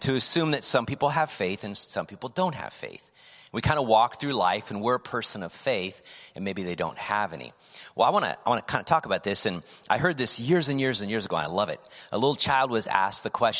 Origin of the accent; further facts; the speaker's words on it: California, United States; also born or lived in Indiana; I was then raised in California.